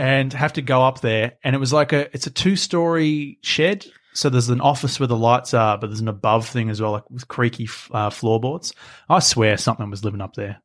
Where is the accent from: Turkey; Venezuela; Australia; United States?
Australia; We grew up in Australia